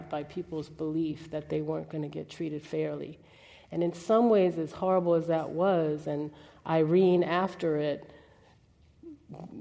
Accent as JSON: {"language": "English", "town": "New Orleans", "region": "Louisiana", "country": "United States", "tie": "born or raised there", "moved": "yes", "said": "I grew up in New Orleans, Ninth Ward."}